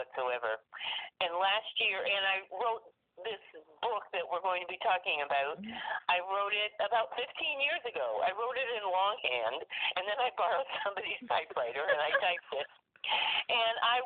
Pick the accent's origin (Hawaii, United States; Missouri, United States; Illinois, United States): Illinois, United States; central; also born or lived in Canada; I grew up mostly in central Illinois, and I currently live in a rural area in central Illinois